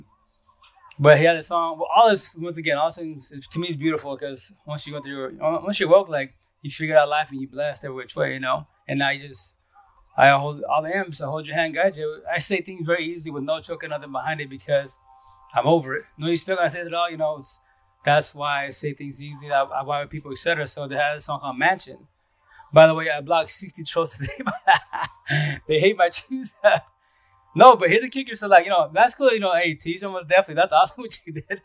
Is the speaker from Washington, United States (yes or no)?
yes; Yakima Valley, eastern Washington, United States; also born or lived in Seattle, Washington; I'm from East of Washington, Yakima Valley, which is 3 hours east from Seattle itself. But I was born and raised here